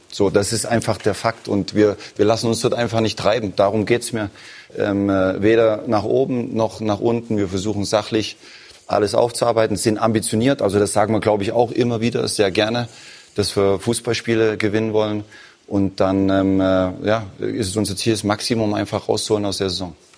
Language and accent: German; eastern Germany, Germany; moved away; aus dem Osten der Republik, aus meiner Heimat.